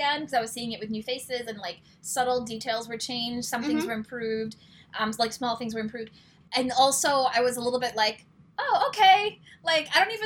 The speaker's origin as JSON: {"language": "English", "town": "New York City", "region": "New York", "country": "United States", "tie": "born or raised there", "said": "I grew up in New York, or in New York City to be specific"}